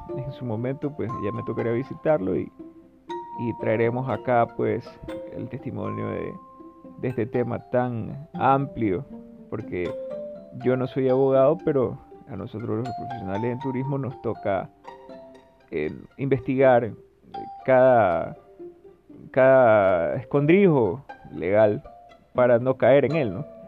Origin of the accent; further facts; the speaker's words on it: Ecuador; yo soy de Ecuador